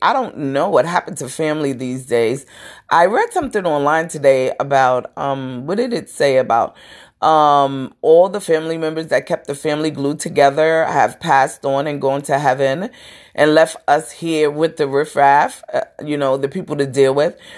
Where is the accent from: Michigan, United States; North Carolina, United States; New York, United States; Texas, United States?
New York, United States; New York City; I'm from Brooklyn. We have our little deep throats, our deep talking